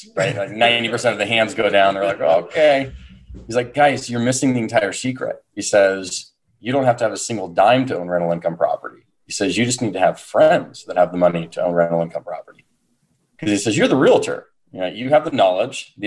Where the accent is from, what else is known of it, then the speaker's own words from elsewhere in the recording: San Diego, California, United States; born and raised in San Diego